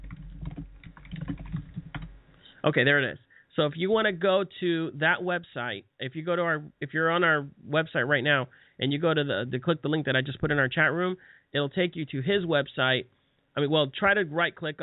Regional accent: Southeast, United States; I'm actually from the Southeast

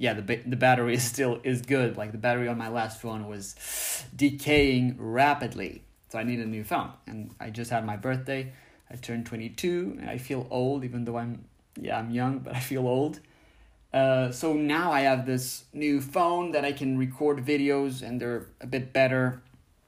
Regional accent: Portugal; in my home country of Portugal

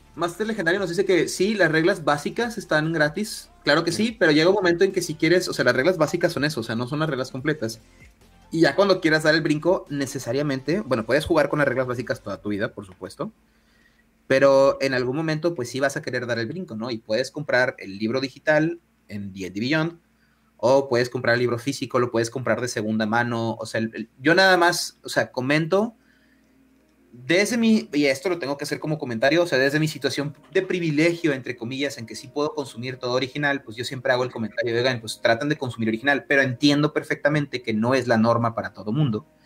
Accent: northern Mexico, Mexico; Como soy del norte de México, utilizo muchas palabras en inglés

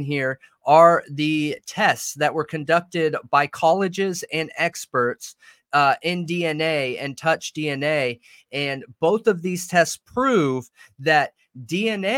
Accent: Southern California, United States; moved away; I grew up in Southern Cali

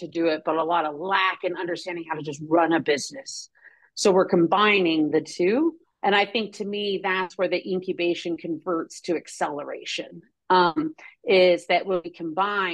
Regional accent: New Mexico, United States; growing up in New Mexico

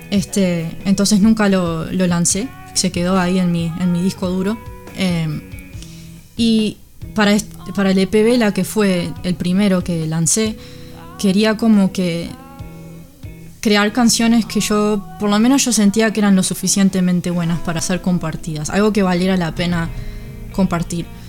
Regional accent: Uruguay; moved away as an adult; now in United States; me fui de Uruguay a los 21, o sea que me crié y, toda mi vida en Uruguay

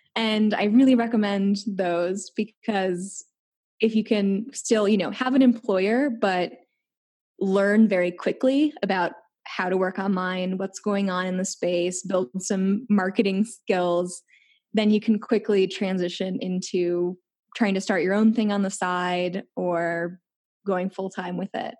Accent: Chicago, Illinois, United States; moved away; I'm from Chicago

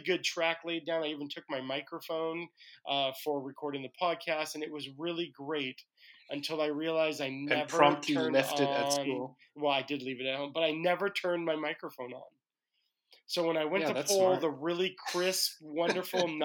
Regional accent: Hawaii, United States; I'm from Hawaii

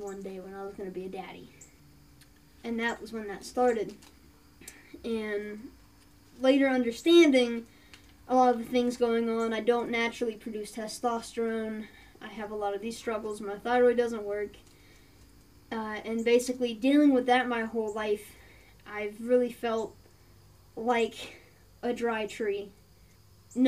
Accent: Appalachia, United States; We're Appalachian

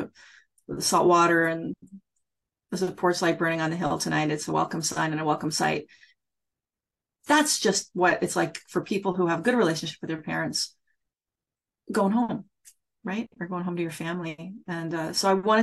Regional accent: Nova Scotia, Canada; moved away as an adult; also born or lived in Ottawa; now in Toronto, Canada; I grew up in Nova Scotia

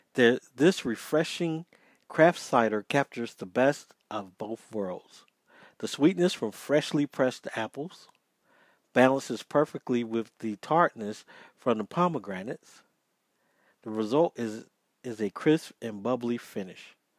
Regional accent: Georgia, United States; it's from my home state

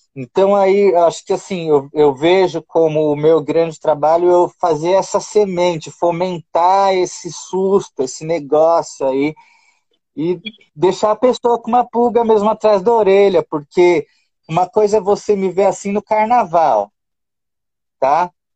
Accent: Brazil; moved away as an adult; also born or lived in Qatar; quando eu saí do Brasil

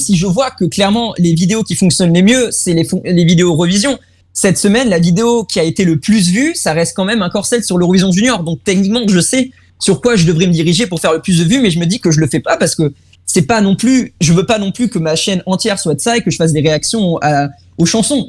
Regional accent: Germany; Et en tant que allemand

